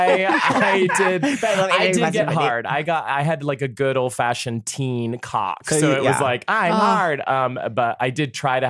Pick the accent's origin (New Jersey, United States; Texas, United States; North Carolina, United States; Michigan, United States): Texas, United States; moved away; also born or lived in Colorado / Boston / New York City; I'm from Texas.